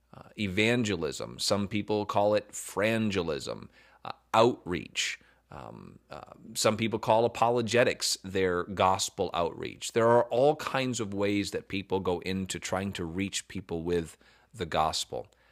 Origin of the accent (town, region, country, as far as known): the South, United States